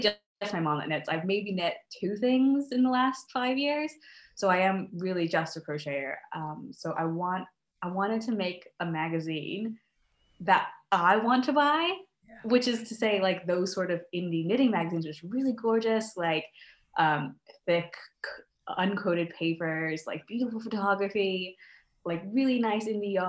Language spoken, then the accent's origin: English; United States; now in Scotland, United Kingdom; I'm originally from the States, as you can probably tell from my accent